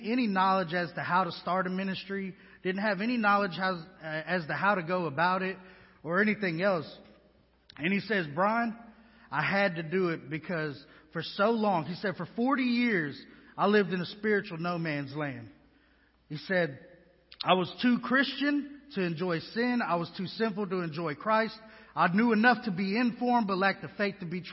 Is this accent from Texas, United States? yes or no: yes; Houston, Texas, United States; now in West Monroe, United States; I'm from Houston, Texas, been on my own since I was 13.